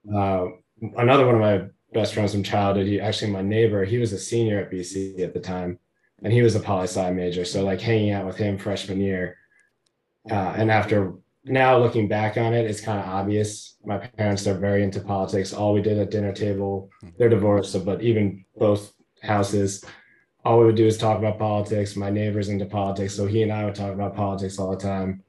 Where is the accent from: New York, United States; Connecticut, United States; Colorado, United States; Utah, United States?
Connecticut, United States; Hamden; I grew up in Hamden, not New Haven, but you know close enough